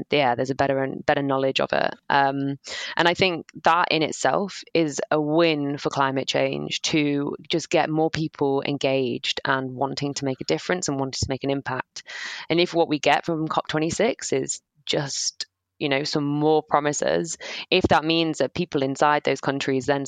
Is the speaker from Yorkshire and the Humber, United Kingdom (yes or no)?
yes; Sheffield, Yorkshire and the Humber, United Kingdom; also born or lived in south of England; now in England; I'm from Sheffield, so not too far from the district. Yeah, I live down south now